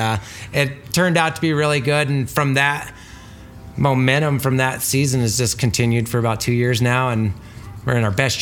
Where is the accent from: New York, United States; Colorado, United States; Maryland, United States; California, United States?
Colorado, United States; Craig; I was born and raised in Craig